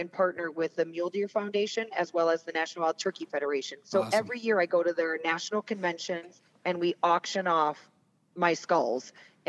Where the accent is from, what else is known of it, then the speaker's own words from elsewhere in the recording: Fort Atkinson, Wisconsin, United States; moved away as an adult; now in Montana, United States; I worked in Oshkosh near there. I am actually from Fort Atkinson, Wisconsin, which is, you know, southern Wisconsin, only an hour north of the Illinois border, not even an hour. But I get back there a couple times a year.